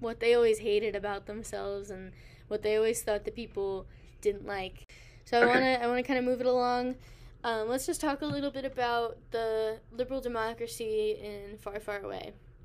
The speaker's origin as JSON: {"language": "English", "country": "United States", "tie": "born or raised there", "said": "I was born in America"}